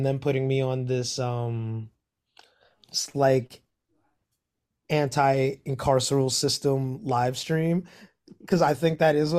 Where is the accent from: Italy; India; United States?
United States; Cincinnati, Ohio; So I'm from Cincinnati, Ohio.